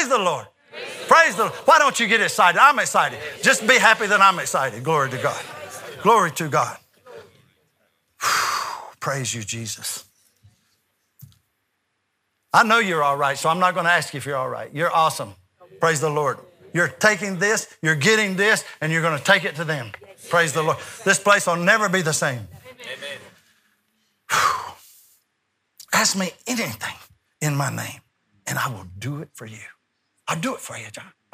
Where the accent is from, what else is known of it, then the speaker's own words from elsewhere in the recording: United States; I'm from America